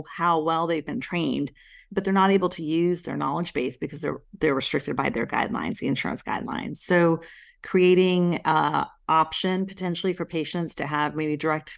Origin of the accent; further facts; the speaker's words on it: India; my husband is Italian, and obviously I'm from India. My parents were born in India.